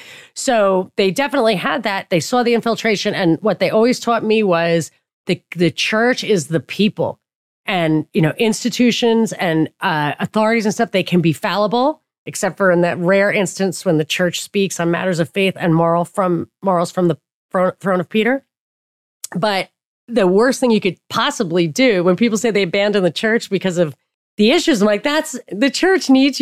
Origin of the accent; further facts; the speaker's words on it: Papua New Guinea; well, I didn't know, well, you know, I grew up in Papua New Guinea.